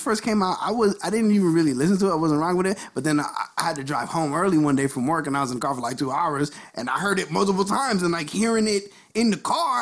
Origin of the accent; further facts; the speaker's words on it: Jamaica; I'm saying that as Jamaican